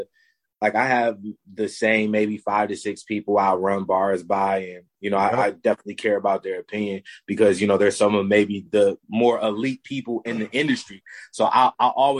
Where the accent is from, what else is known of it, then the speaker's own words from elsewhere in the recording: Michigan, United States; I live somewhere cold, bro. I'm from Michigan.